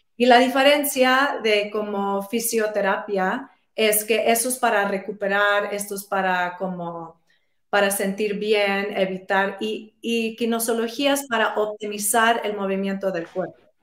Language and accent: Spanish; New York City, New York, United States; yo crecí en Nueva York, eh, soy puertorriqueña